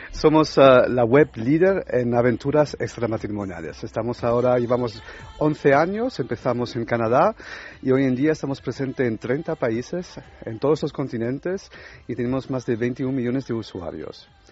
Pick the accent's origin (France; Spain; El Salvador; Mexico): France; Spanish is a second language; moved away; yo soy francés también